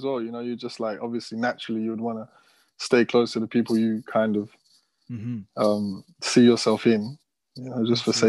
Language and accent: English; London, United Kingdom; born and raised in London.